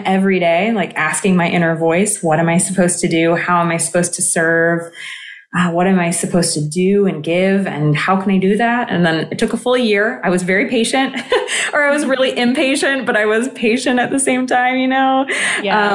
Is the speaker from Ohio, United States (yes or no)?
no; California, United States; also born or lived in Greece; I grew up in California